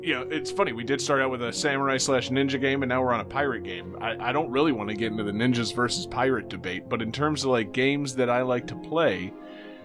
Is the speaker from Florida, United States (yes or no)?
yes; St. Augustine, Florida, United States; We're from St. Augustine